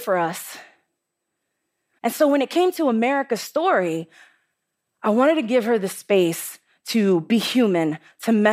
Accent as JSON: {"language": "English", "town": "New York City", "region": "New York", "country": "United States", "said": "I'm from the Bronx, and the Bronx is tough"}